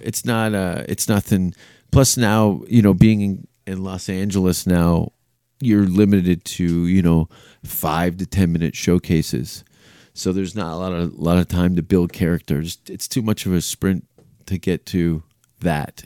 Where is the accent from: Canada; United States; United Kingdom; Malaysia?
Canada; being a Canadian